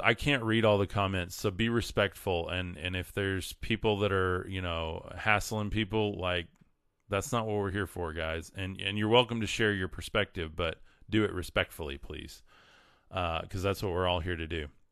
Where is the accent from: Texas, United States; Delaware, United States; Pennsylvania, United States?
Texas, United States; West; raised in West Texas